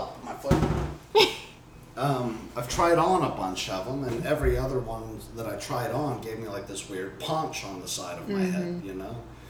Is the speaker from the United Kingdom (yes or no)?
yes; South East England, United Kingdom; born there; I was born in Oxfordshire.